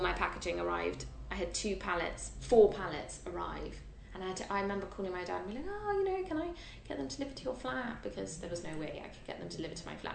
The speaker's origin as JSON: {"language": "English", "region": "London", "country": "United Kingdom", "said": "I'm a Londoner"}